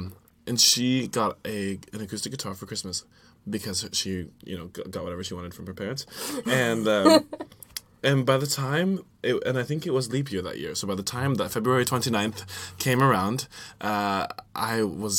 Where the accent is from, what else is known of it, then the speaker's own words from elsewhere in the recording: Virginia, United States; moved away; also born or lived in Kansas City; Was in Virginia. Virginia. Yeah, so I was raised on the East Coast and my family's from there.